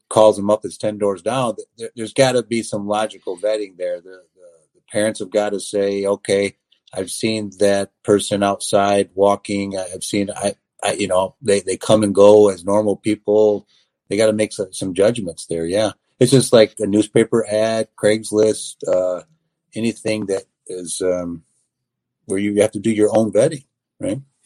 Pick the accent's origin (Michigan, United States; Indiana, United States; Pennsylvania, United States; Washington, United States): Michigan, United States; Athens, East Leroy, Climax, and Scotts; my hometown, uh, Athens, East Leroy, Climax, and Scotts, what we call ACES region